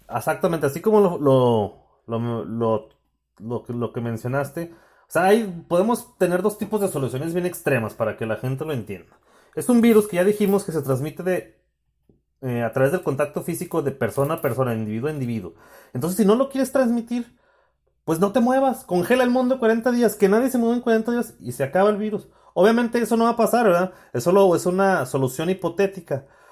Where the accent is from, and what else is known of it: Mexico